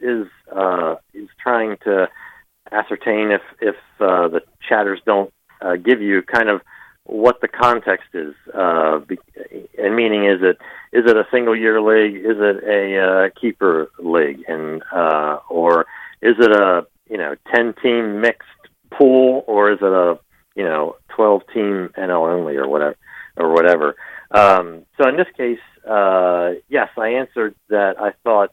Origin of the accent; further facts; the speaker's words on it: Philadelphia, Pennsylvania, United States; I'm from Philadelphia